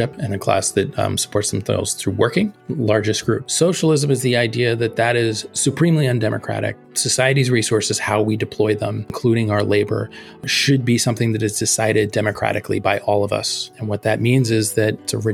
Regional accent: outside of Philadelphia, Pennsylvania, United States; I grew outside of Philadelphia, and there was not a lot of socialism talk where I grew up either.

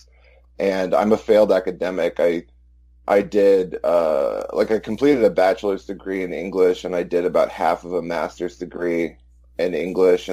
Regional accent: Austin, Texas, United States; I'm white trash from Central Texas, Austin, Texas

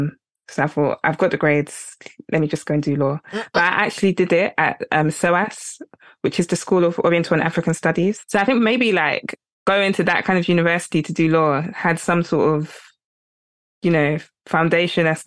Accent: England, United Kingdom; I grew up in England

